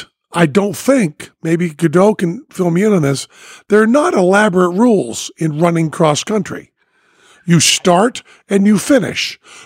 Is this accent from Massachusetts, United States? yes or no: yes; Western Massachusetts, United States; I'm from Massachusetts, Western Mass